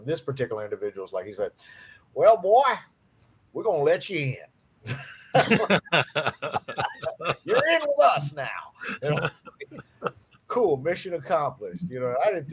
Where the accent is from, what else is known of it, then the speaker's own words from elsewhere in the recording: Ohio, United States; I'm from Ohio